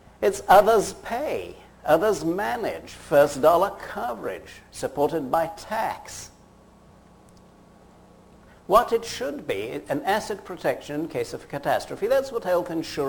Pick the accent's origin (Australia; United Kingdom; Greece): United Kingdom; accent: British; moved away as an adult; also born or lived in Fort Frances, Ontario, Canada / Edinburgh; now in United States; I graduated, as you worked out from my accent, in Britain. I'm an Edinburgh graduate